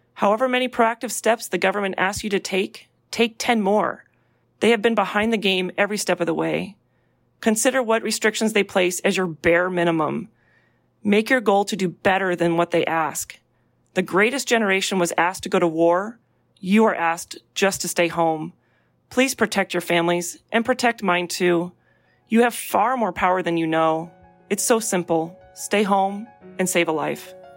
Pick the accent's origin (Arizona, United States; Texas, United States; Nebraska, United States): Nebraska, United States; Omaha; born or raised there; now in Seattle, United States